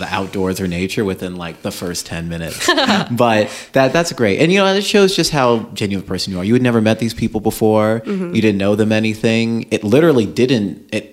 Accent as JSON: {"language": "English", "region": "Georgia", "country": "United States", "tie": "born or raised there", "said": "we're both from Georgia"}